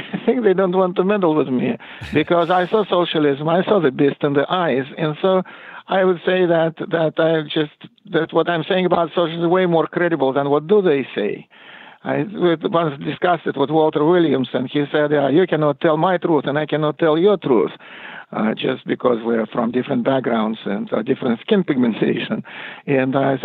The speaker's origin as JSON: {"language": "English", "country": "Russia", "moved": "yes", "said": "I think I'm more South African than Russian these days"}